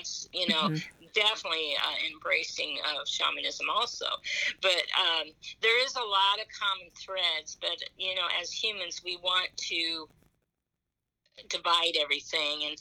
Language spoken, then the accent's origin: English; Fort Wayne, Indiana, United States; I'm from Fort Wayne, Indiana, too